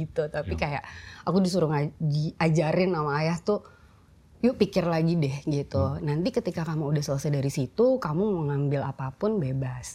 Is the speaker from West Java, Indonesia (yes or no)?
yes; Bandung, West Java, Indonesia; moved away; also born or lived in Jakarta; aku lahir di Bandung